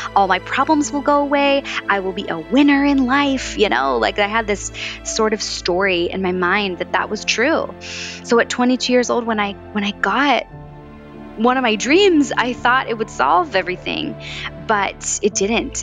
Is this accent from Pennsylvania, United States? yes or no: yes; Valley Forge, Pennsylvania, United States; born or raised there; moved away as an adult; also born or lived in Los Angeles; now in New York City, United States